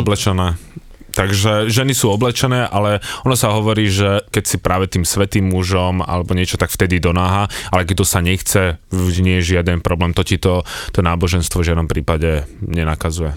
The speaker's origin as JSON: {"language": "Slovak", "country": "Slovakia", "said": "my sme zo Slovenska"}